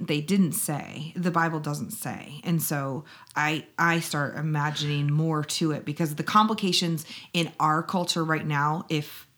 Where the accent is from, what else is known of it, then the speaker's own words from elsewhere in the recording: Illinois, United States; I'm from Illinois